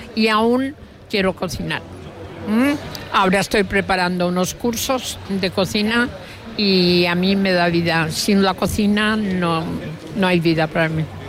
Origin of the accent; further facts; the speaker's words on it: Mallorca, Balearic Islands, Spain; los mallorquines tenemos un montón de cosas